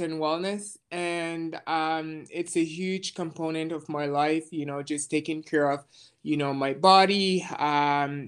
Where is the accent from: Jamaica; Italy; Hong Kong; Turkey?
Jamaica; now in Montreal, Canada; I was born in Jamaica. I currently live in Montreal.